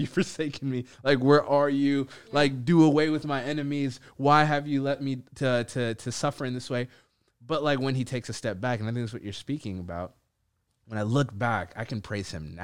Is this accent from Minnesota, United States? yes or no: yes; Minneapolis, Minnesota, United States; I live in Minneapolis, that I grew up in Minneapolis. It's a grace that I'm Ethiopian